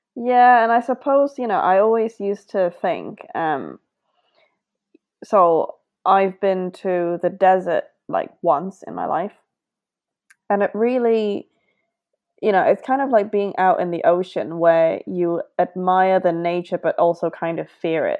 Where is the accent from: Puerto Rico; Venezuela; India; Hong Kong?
Hong Kong; I grew up in Hong Kong